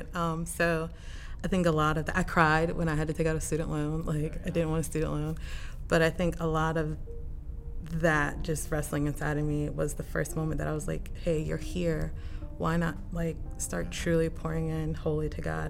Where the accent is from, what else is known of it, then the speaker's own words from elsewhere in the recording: Maryland, United States; born and raised in Maryland most of my life. Primarily lived in Montgomery County, like northern DC area.